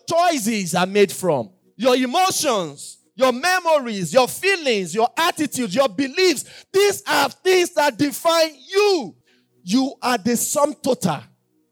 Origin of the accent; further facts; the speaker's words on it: Yorubaland, Nigeria; I'm Yoruba